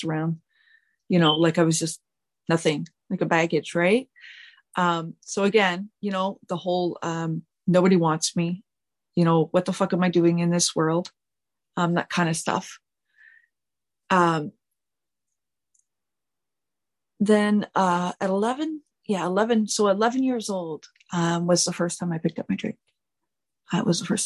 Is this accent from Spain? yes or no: no; Richmond, Quebec, Canada; I was born September 16th, 1980, in a little small town called Richmond, Quebec